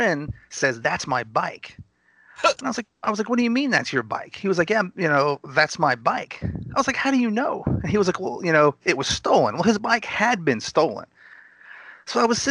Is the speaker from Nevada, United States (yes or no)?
no; Gainesville, Texas, United States; I was actually born in Gainesville. It's a small town right at the border of Oklahoma.